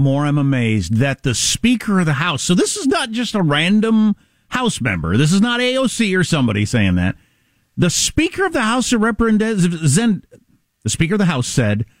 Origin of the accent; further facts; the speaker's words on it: United States; I'm embarrassed as an American